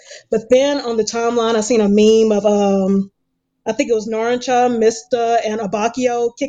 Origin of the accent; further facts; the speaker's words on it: Mississippi, United States; I'm from Mississippi.